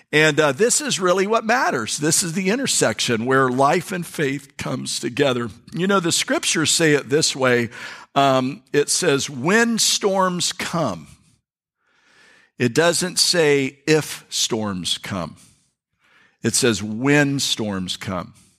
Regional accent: North Florida, United States; we're from North Florida. I mean, North Florida people.

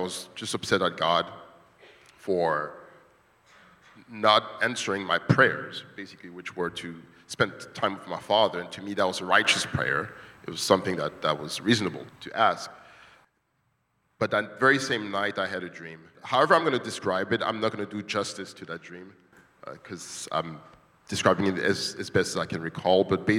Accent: DR Congo; moved away as an adult; now in United States; As you all know, I'm from the Congo. I haven't seen my father since 1998. I came to the States as I was 19 and went to college, came to the DC area for work

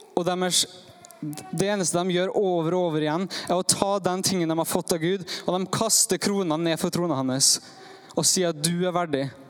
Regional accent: Norway; jeg kommer fra Eidsvågen

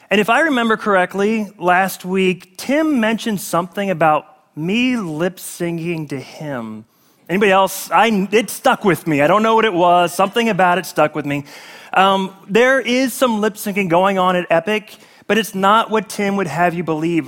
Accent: South Carolina, United States; I was born in South Carolina, which is part of the United States

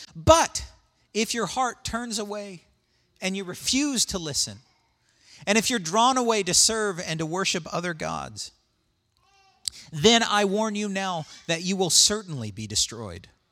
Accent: United States; I'm an American

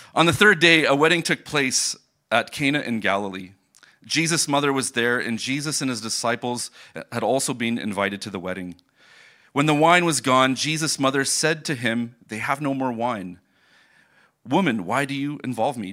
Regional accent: Port Rowan, Ontario, Canada; moved away as an adult; now in Germany; I grew up in Port Rowan, just an, uh, twenty minutes from here

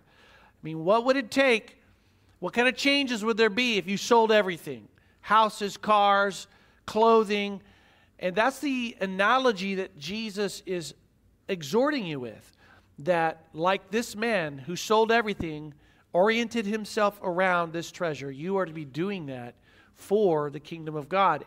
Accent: Midwest, United States; I grew up in the Midwest watching preachers who often got on T V

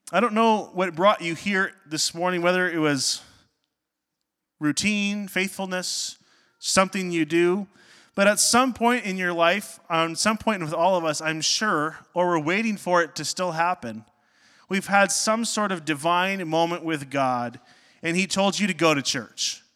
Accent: Northern Ontario, Canada; I grew up in Northern Ontario

